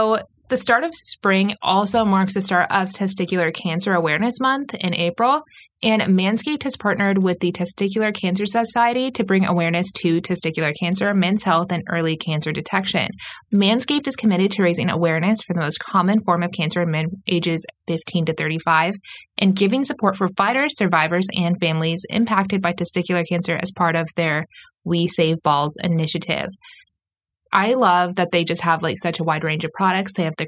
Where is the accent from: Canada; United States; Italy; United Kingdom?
United Kingdom; East of England; So if you can get past the fact that I'm from Essex and I'm a few years younger and things like that, like we actually work very well together.